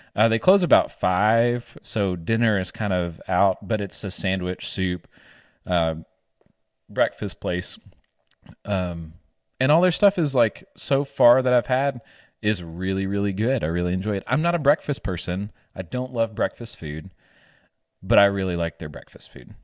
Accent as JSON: {"language": "English", "region": "the South", "country": "United States", "accent": "Southern", "said": "my Southern accent"}